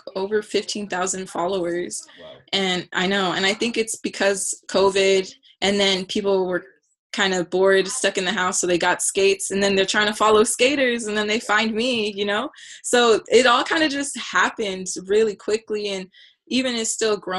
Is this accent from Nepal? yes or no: no; Chula Vista, California, United States; I am from Chula Vista, California, lived right next to Chula High, didn't go to Chula High, went to Otay